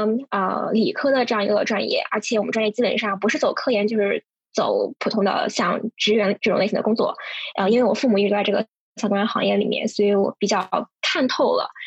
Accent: Urumqi, Xinjiang, China; now in New York, United States; 对我来自乌鲁木齐，确实乌鲁木齐和西宁差的有点距离，但是都可以归归类为不包邮区，所以嗯，这个还算是相近吧。唯一的共同点不包邮区，大西北。

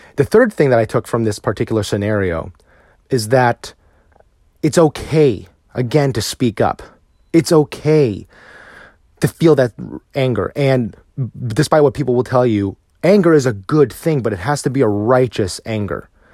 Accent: United States; also born or lived in Virginia; as a Filipino American

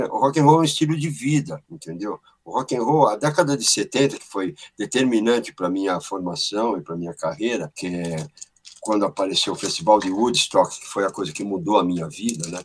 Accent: São Paulo, Brazil; eu sou do bairro da Pompeia, que é o berço do rock brasileiro, aqui onde nasceram os …

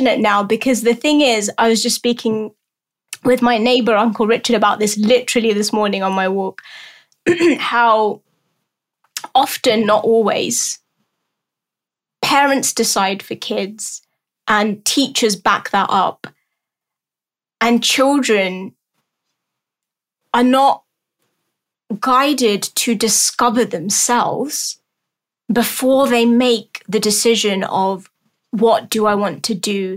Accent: London, United Kingdom; I'm born and raised in London, lived here all my life.

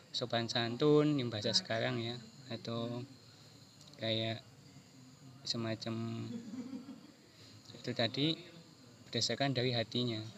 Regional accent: Java, Indonesia; oh ternyata aku orang Jawa. Oh iya orang Jawa itu Eh, terkena terkenal dengan tata krama, terkenal dengan eh, istilahnya unggah-ungguh.

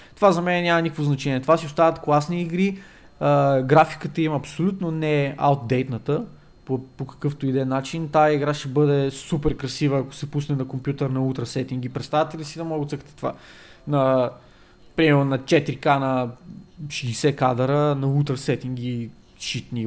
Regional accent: Bulgaria; ние сме от България

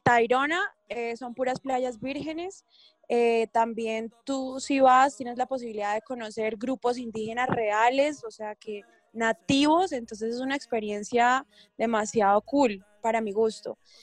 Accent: Bucaramanga, Santander, Colombia; now in Bogotá, Colombia; Yo vivo en Bogotá, pero yo soy de Bucaramanga

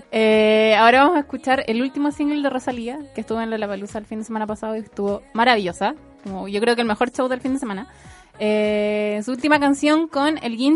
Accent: Santiago, Santiago Metropolitan Region, Chile; nosotras somos de Santiago

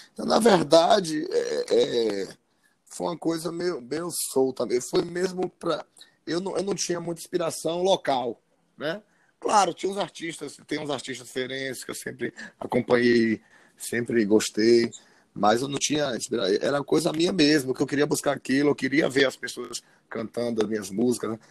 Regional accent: Feira de Santana, Bahia, Brazil; Sou de Feira de Santana

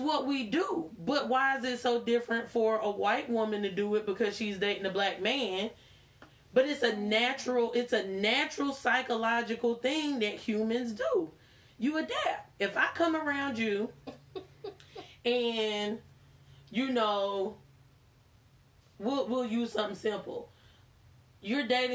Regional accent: Charlotte, North Carolina, United States; accent: southern; also born or lived in Queens, New York; We moved here when I was 5.

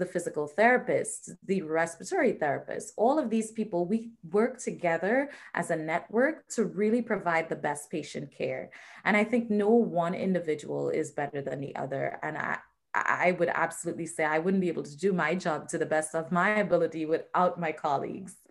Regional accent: Trinidad & Tobago; moved away as an adult; now in United States; So I was born and raised in the Twin Island Republic of Trinidad and Tobago

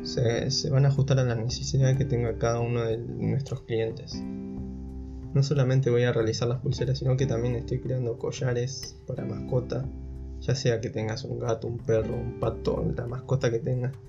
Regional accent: General Pico, La Pampa, Argentina; moved away as an adult; now in Buenos Aires, Argentina; Yo nací en General Pico, La Pampa, es una ciudad pequeña en la provincia que limita al este

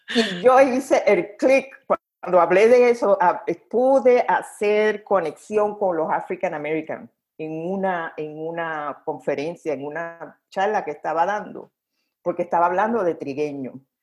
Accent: Carolina, Puerto Rico; first language Spanish; moved away as an adult; also born or lived in Indiana, United States / Chicago, Illinois, United States; now in United States; yo soy negra y puertorriqueña

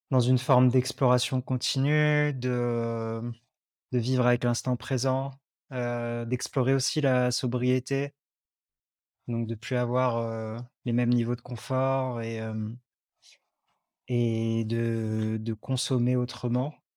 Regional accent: Lyon, Auvergne-Rhône-Alpes, France; moved away as an adult; also born or lived in Lot; j'habitais longtemps à Lyon, j'ai grandi à Lyon

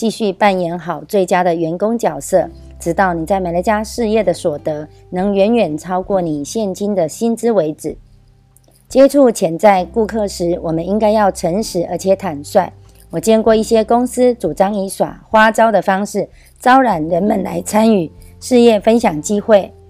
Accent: Miaoli County, Taiwan

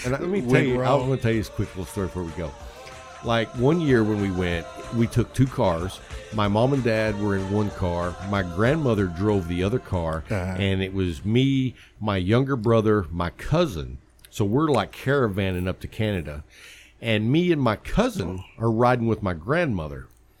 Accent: West Texas, United States; I grew up in West Texas where there's cotton

